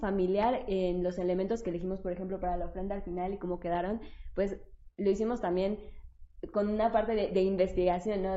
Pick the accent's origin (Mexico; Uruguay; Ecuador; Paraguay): Mexico; en nuestro imaginario como mexicanos